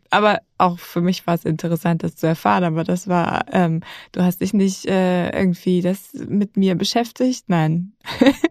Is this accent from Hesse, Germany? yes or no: yes; Hesse, Germany; Ich bin aufgewachsen im Odenwald und meine Familie hat die Wurzeln im Schwarzwald. Deswegen habe ich große emotionale Verbindung zum Schwarzwald, aber ich bin in Hessen groß geworden